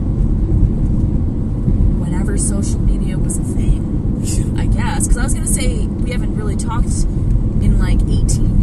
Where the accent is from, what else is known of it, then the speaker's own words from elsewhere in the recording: Toronto, Ontario, Canada; we grew up in Scarborough